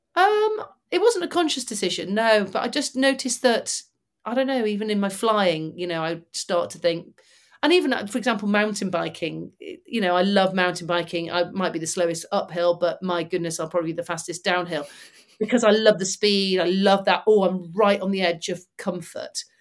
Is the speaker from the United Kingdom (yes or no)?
yes; Manchester, North West England, United Kingdom; I'm from Manchester and grew up about twenty miles from them